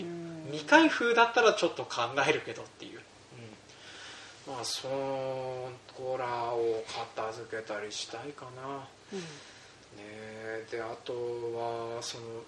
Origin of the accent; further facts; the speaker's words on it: Hokkaido, Japan; うち僕で北海道に入植して5代目になるんです